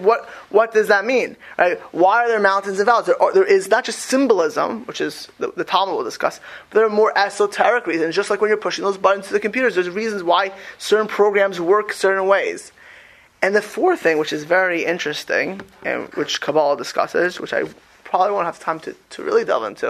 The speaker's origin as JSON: {"language": "English", "town": "Miami Beach", "region": "Florida", "country": "United States", "tie": "born or raised there", "said": "I grew up in Miami Beach in a very Jewish but very mixed community"}